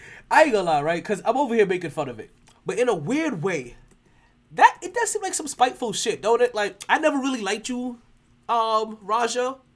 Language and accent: English; Cleveland, Ohio, United States; My hometown of Cleveland, I will never go play for you again.